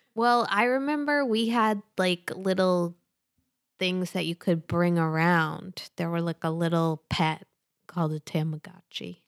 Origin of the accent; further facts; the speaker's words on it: Worcester, Massachusetts, United States; moved away; my hometown